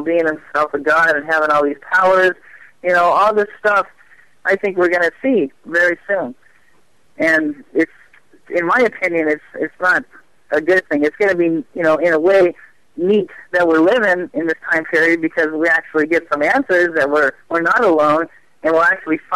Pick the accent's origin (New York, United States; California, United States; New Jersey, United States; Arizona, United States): Arizona, United States; Phoenix; I was born and raised here in Phoenix